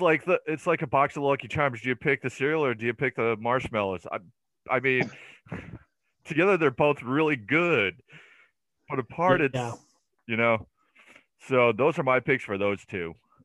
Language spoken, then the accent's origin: English; United States; because I'm an American